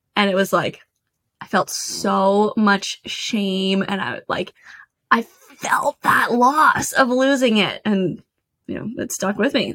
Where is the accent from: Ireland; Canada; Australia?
Canada; moved away as an adult; now in United States; I grew up in Canada